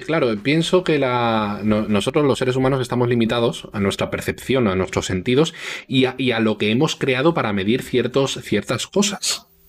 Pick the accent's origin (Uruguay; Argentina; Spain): Spain; somos españoles, y en España mayoritariamente somos, somos todos cristianos